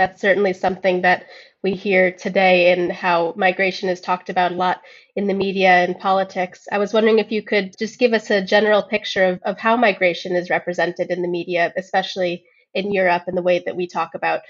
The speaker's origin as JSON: {"language": "English", "country": "United States", "moved": "as an adult", "lives_now": "London, United Kingdom", "said": "I'm originally from the US, and I moved to the UK for a master's degree about 4 years ago, got married and stayed here where I work now."}